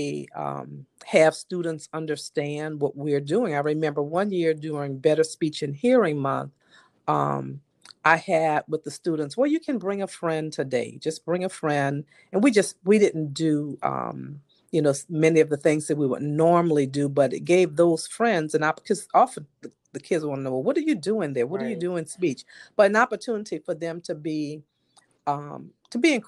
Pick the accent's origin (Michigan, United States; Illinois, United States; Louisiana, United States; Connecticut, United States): Louisiana, United States; New Orleans; I grew up here in New Orleans, of course, and, you know, I went away to school and came back home.